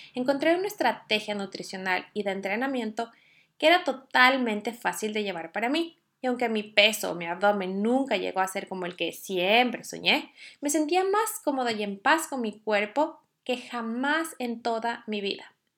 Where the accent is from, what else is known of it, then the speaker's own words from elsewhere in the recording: Ecuador; now in Norway; Yo soy ecuatoriana y vivo en Noruega